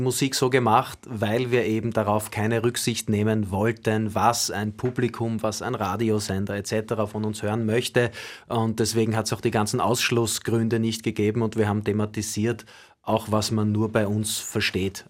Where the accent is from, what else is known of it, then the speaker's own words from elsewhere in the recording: Vienna, Austria; ich bin nicht nur im Villenviertel aufgewachsen und groß geworden